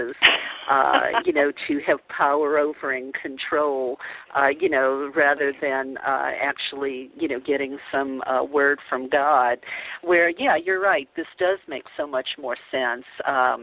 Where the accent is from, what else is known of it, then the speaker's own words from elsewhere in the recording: New Orleans, Louisiana, United States; I grew up Catholic in the Bible Belt of New Orleans